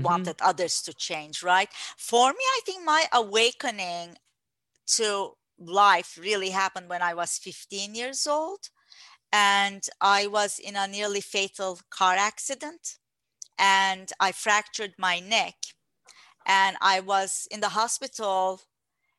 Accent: Turkey; moved away; I was born in Turkey

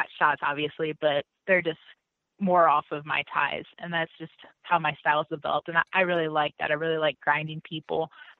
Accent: Illinois, United States; I'm coming from Illinois.

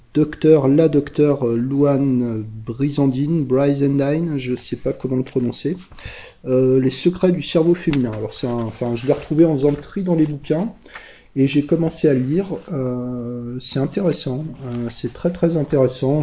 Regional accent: France; chez nous en France, enfin je dis chez moi en fait plutôt

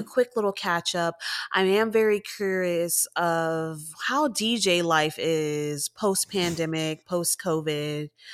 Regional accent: Texas, United States; I'm from Texas

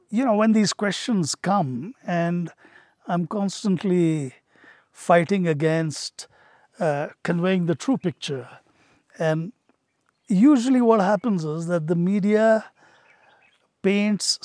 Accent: Hyderabad, Telangana, India; also born or lived in Patiala; I was born just after partition and I was born in Patiala. All my relatives are up north, but I was raised in Hyderabad.

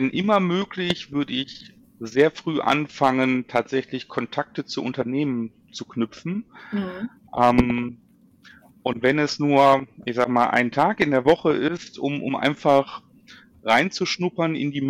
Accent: Duisburg, North Rhine-Westphalia, Germany; ich bin in Duisburg aufgewachsen und äh, Deswegen bin also ein, ein Kind des Ruhrgebiets

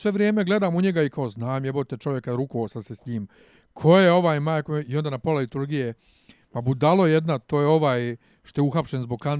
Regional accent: Bosnia & Herzegovina; now in Serbia; Kod nas u Bosni

